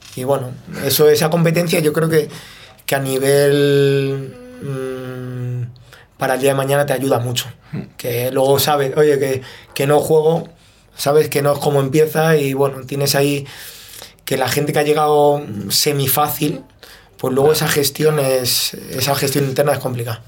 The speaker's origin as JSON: {"language": "Spanish", "town": "Fuenlabrada", "region": "Community of Madrid", "country": "Spain", "tie": "born or raised there", "said": "yo me crié en Fuenlabrada"}